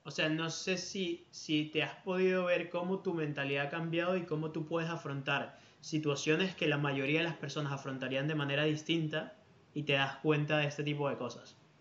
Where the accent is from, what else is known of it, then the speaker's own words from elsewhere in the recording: Venezuela; now in Spain; yo como, venezolano